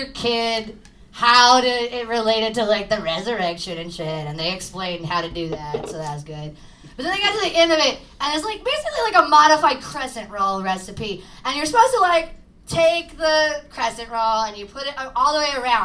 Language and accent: English; East Side, near East St. Louis, Illinois, United States; I know I'm in South City right now, but I'm actually from the East Side. Like, right next to East St. Louis